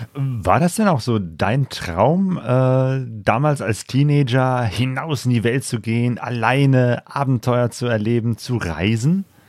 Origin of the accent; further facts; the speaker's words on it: Bergisch Gladbach, North Rhine-Westphalia, Germany; Ich komme aus Bergisch Gladbach, also auch aus dem Bergischen.